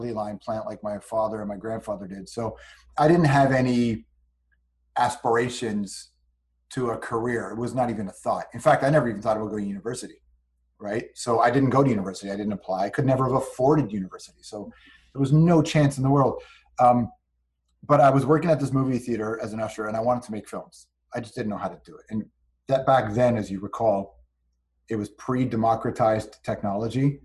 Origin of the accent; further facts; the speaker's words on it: Toronto, Ontario, Canada; I grew up in the West Side